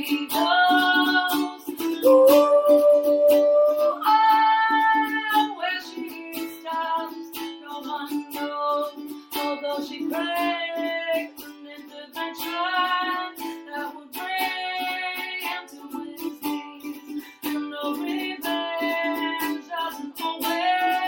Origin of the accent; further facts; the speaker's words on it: Haileybury and Kirkland Lake, Ontario, Canada; moved away; I'm heading up north to Haileybury and Kirkland Lake June 7th and 8th weekend, so I'm looking forward to that, hitting up my hometown.